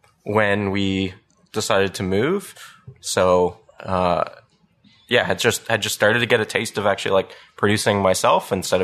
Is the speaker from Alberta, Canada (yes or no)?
no; London, Ontario, Canada; moved away as an adult; also born or lived in Toronto; now in Ottawa, Canada; I grew up in London, Ontario, and I came to Ottawa for university.